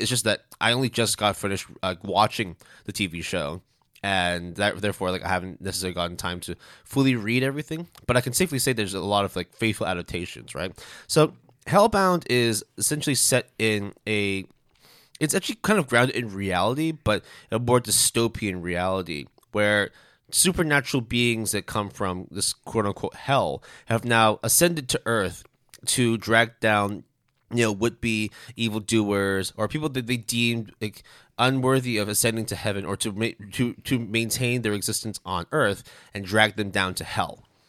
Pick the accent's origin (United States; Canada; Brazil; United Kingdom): Canada; me being Canadian